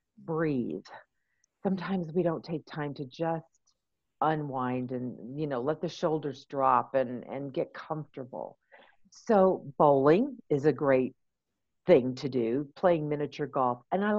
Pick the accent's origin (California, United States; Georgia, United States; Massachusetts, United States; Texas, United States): California, United States; now in Colorado Springs, United States; I'm a transplant from California, so I lived there for many years.